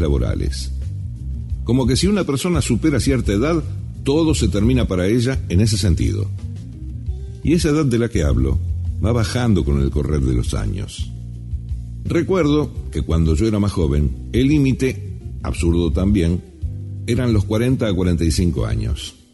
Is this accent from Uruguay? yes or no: no; Argentina; en mi país se prioriza la juventud